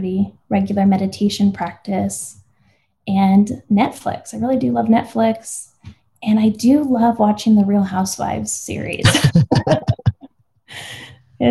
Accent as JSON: {"language": "English", "town": "El Paso", "region": "Texas", "country": "United States", "tie": "born or raised there", "said": "I grew up in El Paso, Texas, and my dad's white, my mom's Mexican."}